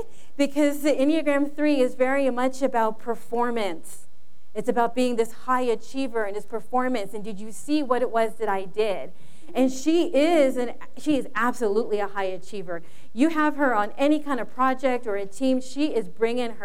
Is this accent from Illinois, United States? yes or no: no; Los Angeles, California, United States; moved away as an adult; now in Inland Empire, United States; we're not actually from the Inland Empire, we're from the San Fernando Valley, and I grew up in the Valley Girl age.